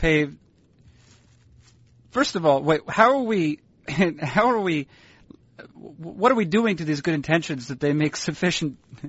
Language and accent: English; New England, United States; now in Portland, United States; you know I'm from the New England area.